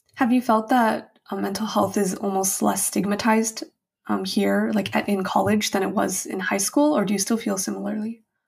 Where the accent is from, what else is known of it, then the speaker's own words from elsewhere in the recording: United States; as an Asian American